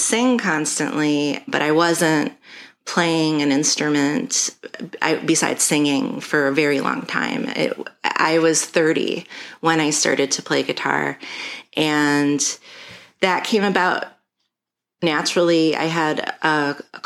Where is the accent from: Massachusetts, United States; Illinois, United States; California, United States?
Illinois, United States; Chicago; I'm from Chicago. I was born at Columbus Hospital along Lakeshore Drive back when that existed. And I lived my whole life in the Lakeview neighborhood